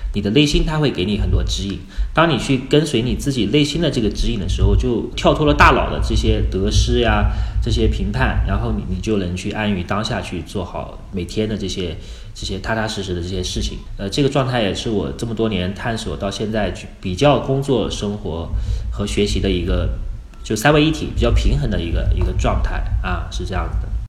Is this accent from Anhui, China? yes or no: yes; Wuhu, Anhui, China; moved away as an adult; now in Dali, China; 我老家是安徽芜湖的